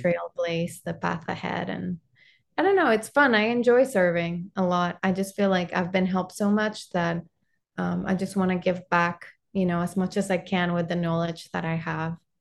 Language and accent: English; Panama; English is a second language; also born or lived in Arkansas / Florida; now in United States; I'm originally from Panama